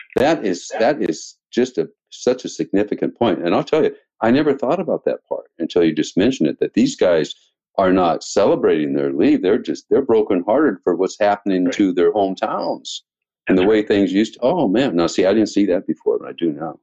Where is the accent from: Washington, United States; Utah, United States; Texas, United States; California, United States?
Washington, United States; now in Mesa, United States; I'm from Washington, which used to be fairly conservative